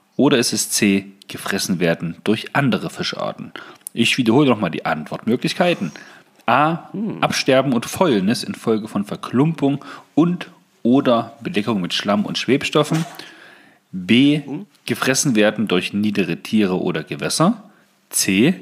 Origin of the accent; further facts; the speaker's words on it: Saxony-Anhalt, Germany; Bei uns in Sachsen-Anhalt